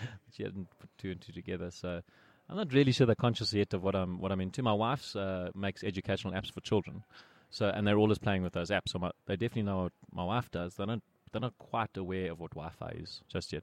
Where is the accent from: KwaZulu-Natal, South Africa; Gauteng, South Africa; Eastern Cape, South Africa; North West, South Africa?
Gauteng, South Africa; Pretoria; I grew up in Pretoria and I went to the Glen High School